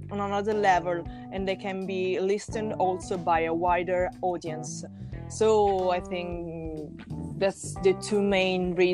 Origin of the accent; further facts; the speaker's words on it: Tuscany, Italy; we are from Italy, so uh, melodic power metal is something that there is really common in Italy. We are coming from Tuscany